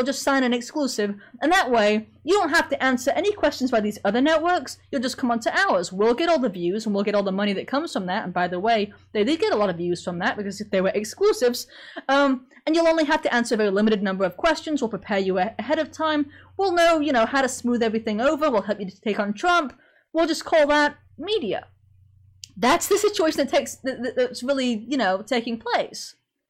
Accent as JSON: {"language": "English", "town": "Sheffield", "region": "Yorkshire and the Humber", "country": "United Kingdom", "accent": "Sheffield", "moved": "yes", "said": "I was from Sheffield, so a heck of a lot north of you. So my accent was actually really strong when I first got here, but it wasn't like a southern English accent"}